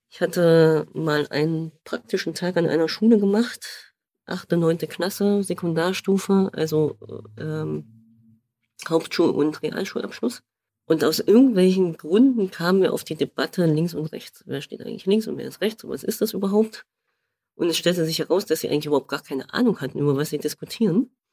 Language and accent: German; East Germany, Germany; Naja, ich bin ja Ostdeutscher, habe mich auch lange Zeit gar nicht gefragt, ob ich Ost- oder Westdeutsch bin